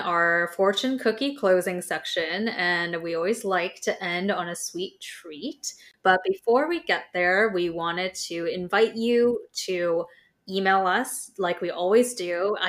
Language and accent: English; United States; From being American, I'm definitely the most proud of our roots of America exists because we defected from England.